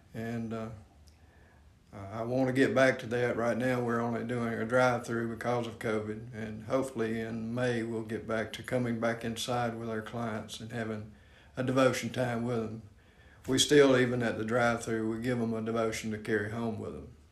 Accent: Spartanburg County, South Carolina, United States; I grew up over in Spartanburg County in a uh, friendship community

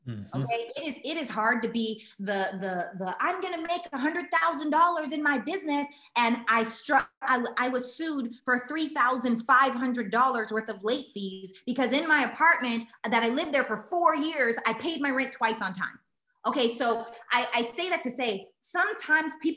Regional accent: Canada; I'm Canadian

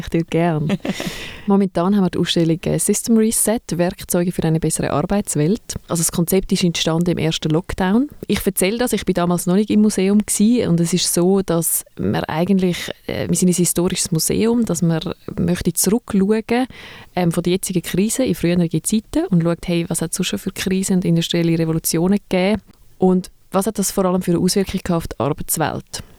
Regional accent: Zurich, Switzerland; Und ich bin aus Zürich und arbeite in Winterthur.

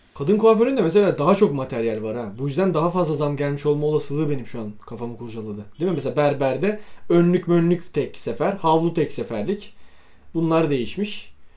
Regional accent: Bursa, Turkey; biz Bursalıyız

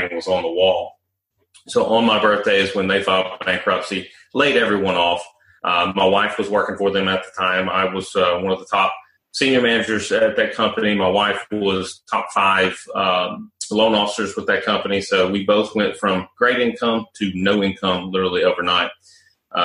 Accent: Nashville, Tennessee, United States; also born or lived in Charlotte, North Carolina; I'd already moved back to Nashville, which is my hometown, from Charlotte, North Carolina.

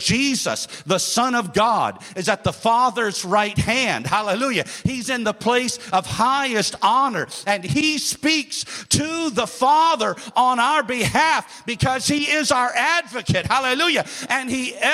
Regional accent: United States; my home state in America

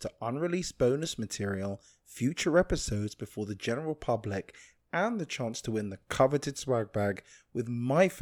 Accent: London, United Kingdom; moved away; my hometown of London. I was born and raised there

